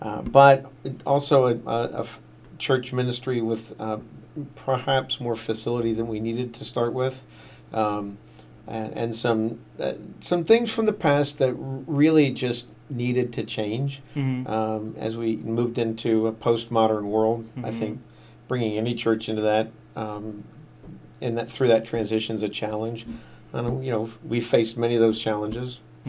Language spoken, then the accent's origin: English; Washington, District of Columbia, United States; born there; Lived in a lot of different places around the eastern part of the United States. I was born in Washington, D.C.